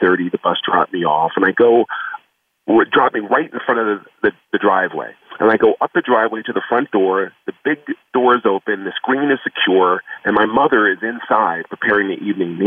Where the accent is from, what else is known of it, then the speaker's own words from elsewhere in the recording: southeastern Pennsylvania, United States; I was born, and we lived in southeastern Pennsylvania. Now, everything where I'm from is black and white